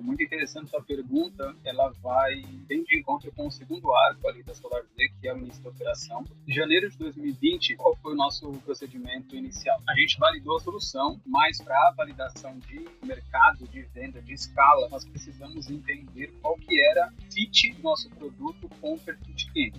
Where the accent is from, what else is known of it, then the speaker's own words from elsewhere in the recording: São Paulo, Brazil; sou natural de São Paulo.